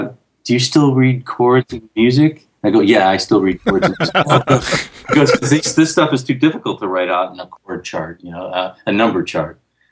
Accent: Chicago, Illinois, United States; moved away as an adult; also born or lived in Los Angeles; I grew up in Chicago, and there were a million guitar players in Chicago.

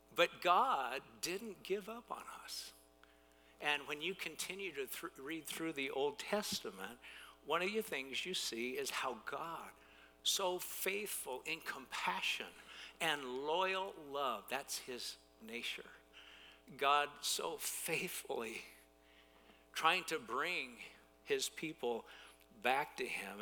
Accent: United States; as American consumers

